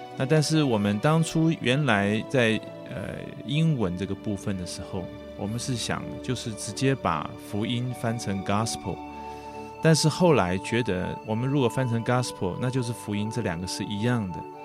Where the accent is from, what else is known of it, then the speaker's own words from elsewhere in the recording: southern Taiwan, Taiwan; 在我那个年代，在民国四十几年的时候，我在南部的一个乡下长大，啊，我也是别人所谓的，所谓的外，军，军眷的子女啦